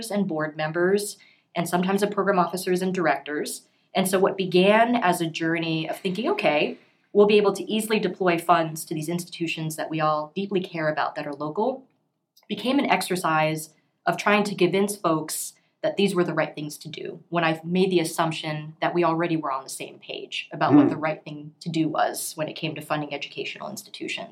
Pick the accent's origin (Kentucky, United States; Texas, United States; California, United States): Texas, United States; Houston; moved away; I'm from Houston originally